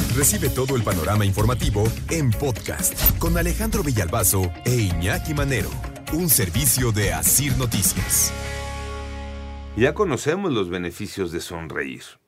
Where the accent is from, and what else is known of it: Mexico